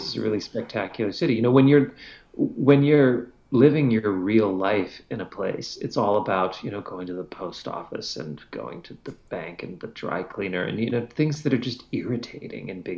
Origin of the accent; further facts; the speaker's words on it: Canada; as a Canadian